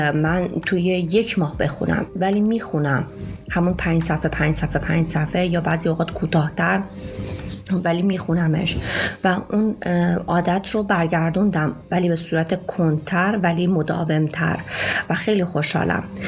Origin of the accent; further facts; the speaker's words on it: Shiraz, Fars, Iran; moved away as an adult; now in Bandar Abbas, Iran; من اهل شیراز هستم